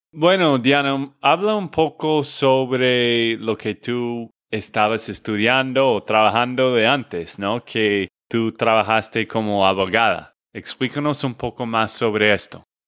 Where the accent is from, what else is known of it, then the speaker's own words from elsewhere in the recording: Texas, United States; de Texas, Estados Unidos